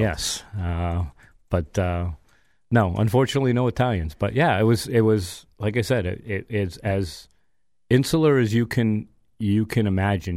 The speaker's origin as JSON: {"language": "English", "town": "Chicopee", "region": "Massachusetts", "country": "United States", "tie": "born or raised there", "said": "I grew up in the Aldenville section of Chicopee, Mass"}